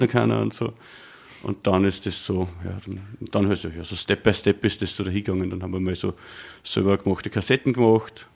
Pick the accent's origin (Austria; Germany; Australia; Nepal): Austria; Waldneukirchen, Upper Austria; also born or lived in Steyr / Bad Hall; geboren, dort aufgewachsen, einen kleinen Dorf namens Waldnerkirchen, auch in die Volksschule gegangen